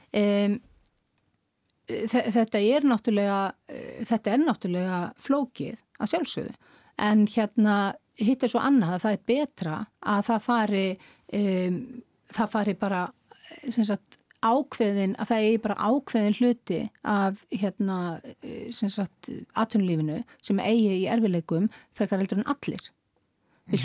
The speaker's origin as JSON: {"language": "Icelandic", "country": "Iceland", "said": "við sem Íslendingar og við sem þjóð"}